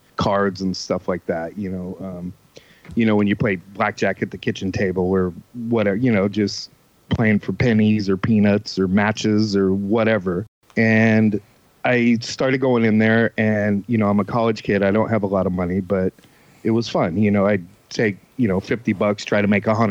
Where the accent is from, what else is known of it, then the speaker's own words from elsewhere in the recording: New Jersey, United States; I grew up in New Jersey